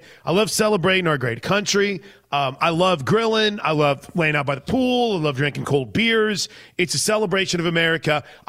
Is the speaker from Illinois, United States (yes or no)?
yes; Illinois, United States; I know, because I grew up in just outside of St. Louis.